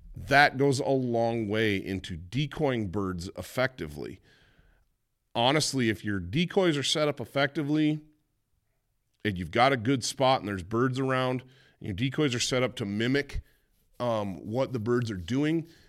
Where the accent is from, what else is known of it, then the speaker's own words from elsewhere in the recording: Michigan, United States; Growing up in Michigan